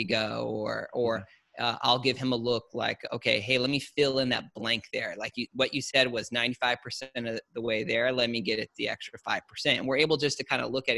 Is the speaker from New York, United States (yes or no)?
no; Orange County / Menifee, Temecula, Murrieta, California, United States; we originally started here in Orange County, La Mirada, Fullerton, kind of in and around that area. And then we moved out to like the Menifee, Temecula, Marietta area of kind of middle school into high school.